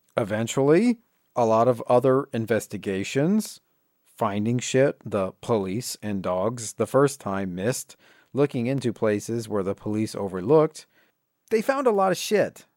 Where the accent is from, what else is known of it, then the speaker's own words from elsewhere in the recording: Indiana, United States; my home state of Indiana